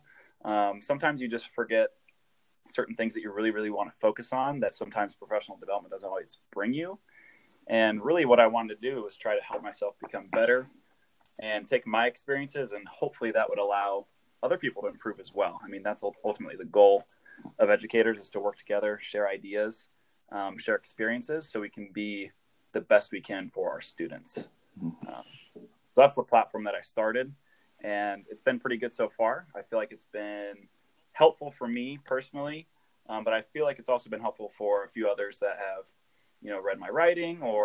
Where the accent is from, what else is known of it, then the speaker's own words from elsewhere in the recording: Des Moines, Iowa, United States; I'm from the Des Moines area